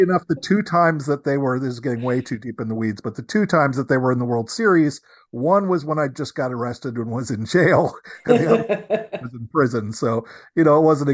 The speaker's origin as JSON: {"language": "English", "region": "New York", "country": "United States", "tie": "born or raised there", "said": "I was born in New York myself."}